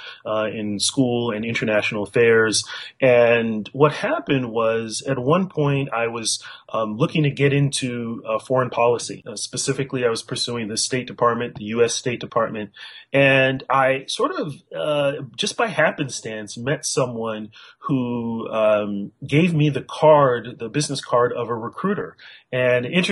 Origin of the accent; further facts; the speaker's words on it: California, United States; also born or lived in northern Nigeria; I was raised, pretty much born and raised in California, and lived there, except for a small part of my childhood. I lived in Nigeria, actually northern Nigeria